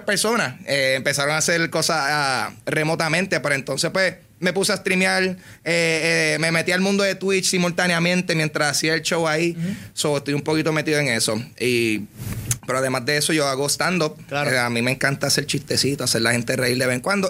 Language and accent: Spanish; Carolina, Puerto Rico; soy de Carolina